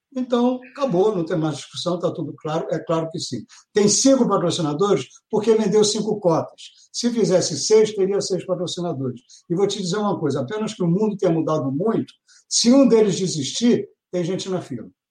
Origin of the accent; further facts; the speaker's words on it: Brazil; como brasileiro